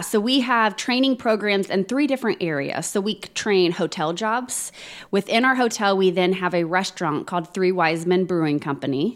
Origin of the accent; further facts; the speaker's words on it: Plainfield, Indiana, United States; born and raised and still currently live in Plainfield